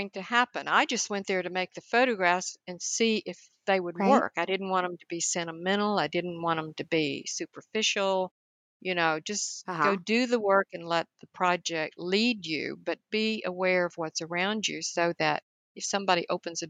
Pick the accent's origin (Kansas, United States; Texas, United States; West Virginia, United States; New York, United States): Texas, United States; High Plains of the Texas Panhandle, United States; the family farm where I grew up on the High Plains of the Texas Panhandle